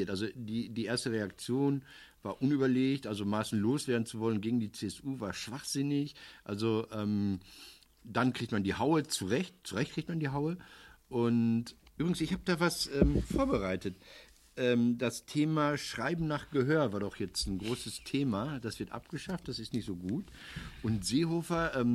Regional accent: Recklinghausen, North Rhine-Westphalia, Germany; Die SPD meiner Heimat, Kreis Recklinghausen, die korrigiert sich auch.

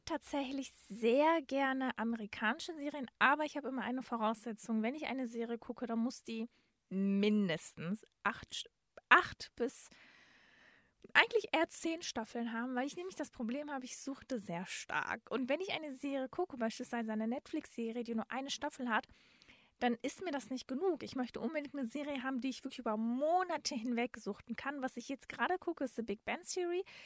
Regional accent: Dortmund, North Rhine-Westphalia, Germany; ich komme aus Dortmund-Marten, da gab es halt auch eine Stadtbücherei

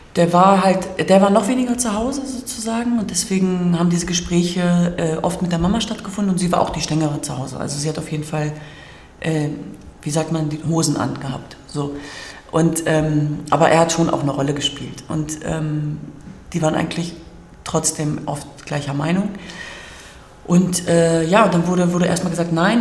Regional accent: Hanover, Lower Saxony, Germany; moved away as an adult; also born or lived in Hamburg; ich komme aus Hannover ursprünglich

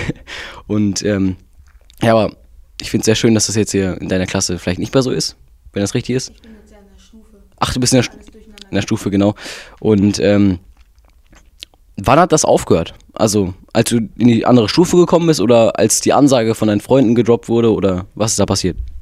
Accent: North Rhine-Westphalia, Germany; Wir sind ja beide in Nordrhein-Westfalen geboren und leben hier

